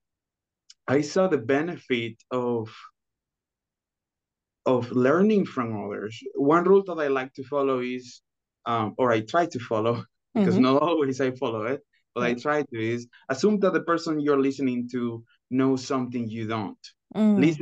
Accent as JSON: {"language": "English", "town": "Los Anastasios", "region": "Chiriquí", "country": "Panama", "second_language": "English", "moved": "as an adult", "lives_now": "Arkansas, United States", "said": "So, originally, I am from Panama. I am from a small town in the province of Chiriquí called Los Anastasios"}